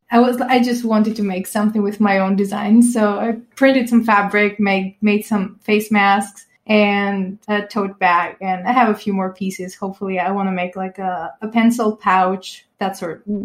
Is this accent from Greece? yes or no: yes; Greece; I am from Greece and I've been living here basically my whole life